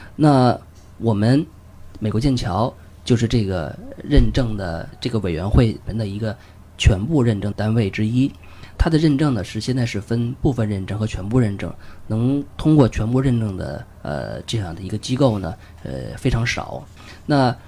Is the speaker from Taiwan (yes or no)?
no; China; 我们中国人普通家庭